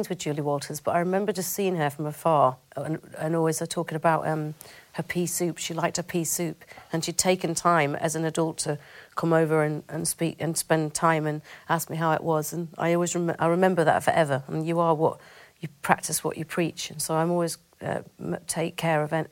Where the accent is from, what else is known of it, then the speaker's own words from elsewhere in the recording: Bamford, North West England, United Kingdom; I grew up in a place called Bamford in Ro